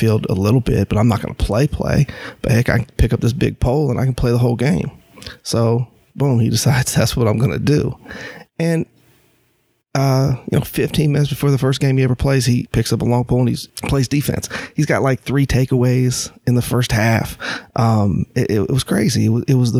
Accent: Champaign, Illinois, United States; moved away as an adult; now in North Carolina, United States; I grew up in Illinois, Champaign, Illinois, city of bubbles

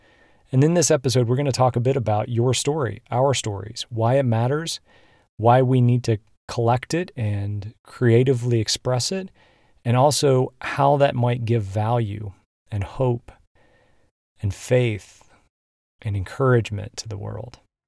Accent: Illinois, United States; in my home state of Illinois, we are all in stay at home

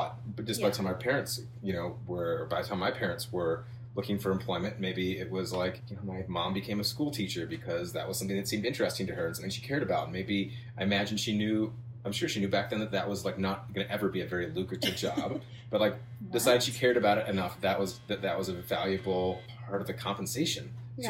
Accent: Midwest, United States; I grew up in the Midwest. I went to like a prep high school with a lot of smart kids

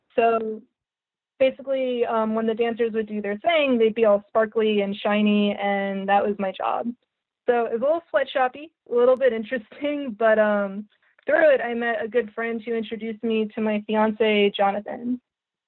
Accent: New Jersey, United States; moved away as an adult; also born or lived in Staten Island, New York / Savannah, Georgia / Cape Coral, Florida; now in St. Petersburg, United States; I moved to New Jersey, where I grew up

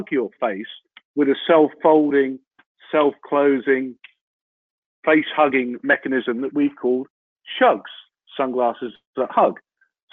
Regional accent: Lowestoft, East of England, United Kingdom; I was born in Lowestoft in Suffolk

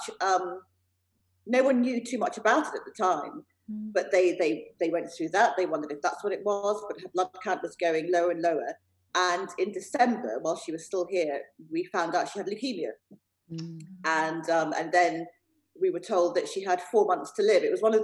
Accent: England, United Kingdom; born or raised there

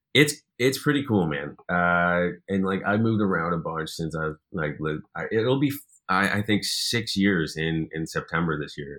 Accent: Ottawa, Ontario, Canada; now in Toronto, Canada; growing up in Ottawa, it, it didn't really have that, like, I didn't really understand what that meant until I moved here.

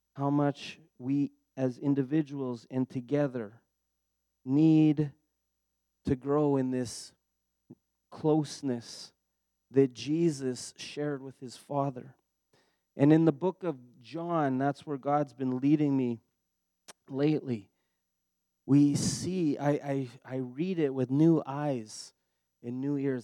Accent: Steinbach, Manitoba, Canada; also born or lived in Dauphin, Manitoba; I'm actually from Manitoba. I was born in Steinbach

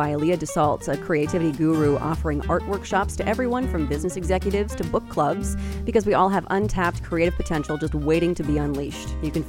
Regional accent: Minnesota, United States; moved away; also born or lived in Iowa; But so I was living in Iowa, mm-hmm. and after he died, I was identifying with, because I grew up in Minnesota, born and raised here, hadn't lived here in a long time, but I felt this, I connected with all these Minnesotans mm-hmm. and felt this pull back to Minnesota.

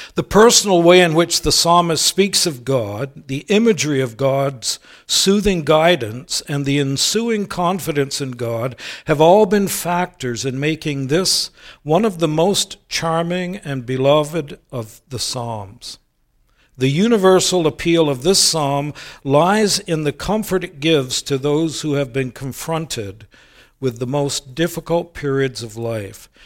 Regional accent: United States; moved away as an adult; now in Canada; many of you know I'm originally an American, became a Canadian in two thousand seven

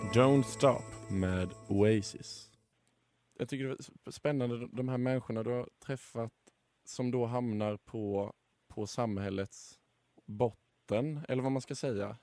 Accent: Sweden; som svensk

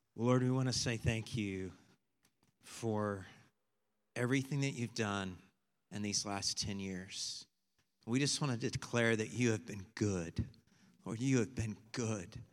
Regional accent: Texas, United States; we're from Texas

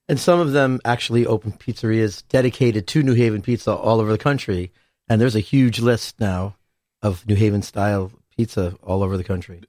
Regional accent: Hamden, Connecticut, United States; I'm from Hamden, so I grew up on a place called Venice.

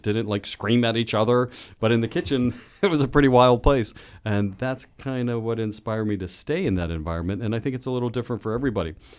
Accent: Sharpsburg, Pennsylvania, United States; my hometown

